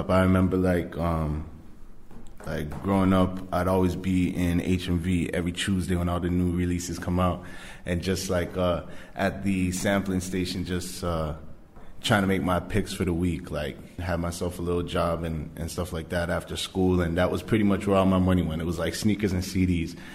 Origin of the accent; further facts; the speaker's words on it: Malton, Ontario, Canada; West End all day, yo. M.A. Malton.